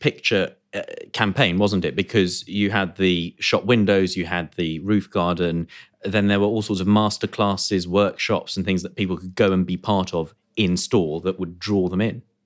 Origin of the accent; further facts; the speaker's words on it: United Kingdom; we are British